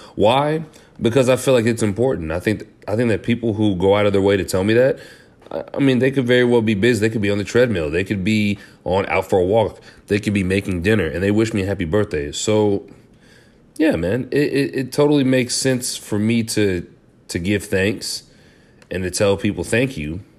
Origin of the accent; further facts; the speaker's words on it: Kansas City, Missouri, United States; I was from Kansas City